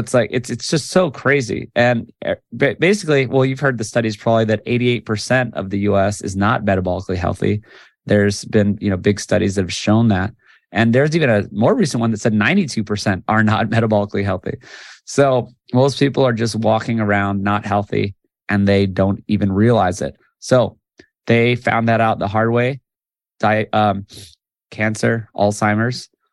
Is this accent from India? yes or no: no; Hawaii, United States; I'm from Hawaii, born and raised.